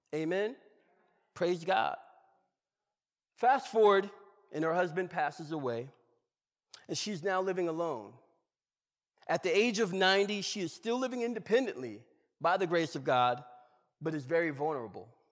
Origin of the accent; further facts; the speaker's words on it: Georgia, United States; I'm from Georgia.